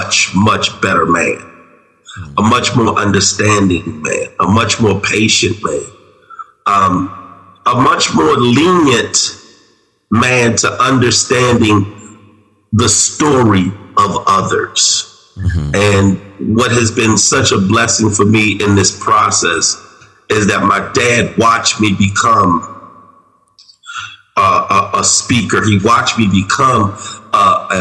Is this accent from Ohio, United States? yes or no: no; Washington, District of Columbia, United States; moved away; also born or lived in Baltimore; I grew up in Southeast D.C.